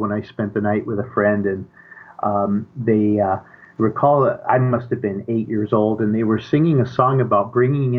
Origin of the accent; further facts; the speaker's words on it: Denver, Colorado, United States; I grew up primarily in Denver